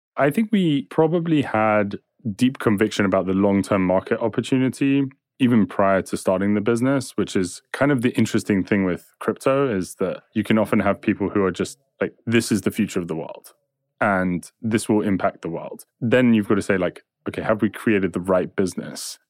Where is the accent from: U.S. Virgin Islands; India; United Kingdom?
United Kingdom; England; I'm English